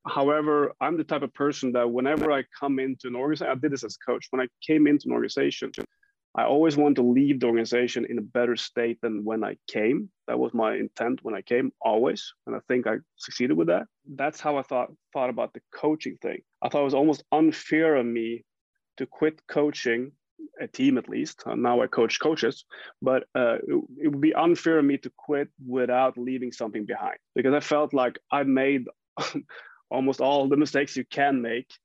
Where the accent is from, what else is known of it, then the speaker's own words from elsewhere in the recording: Jämtland, Sweden; I grew up in Sweden